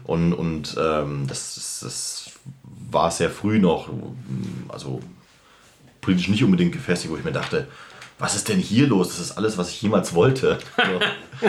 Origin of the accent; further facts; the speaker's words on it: Germany; der Gegend, wo ich herkomme, Augsburg, Ulm, Stuttgart, Tübingen